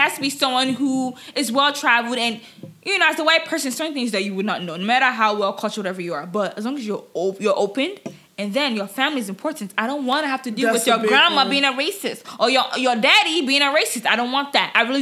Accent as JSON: {"language": "English", "town": "Chicago", "region": "Illinois", "country": "United States", "also_born_or_lived": "Nigeria", "said": "I'm also, like, a Chicago girl"}